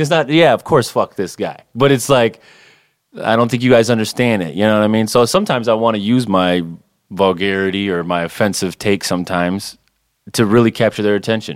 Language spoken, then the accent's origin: English; Saginaw, Michigan, United States; moved away as an adult; also born or lived in Detroit suburbs; now in Detroit, United States; I'm originally from Saginaw, Michigan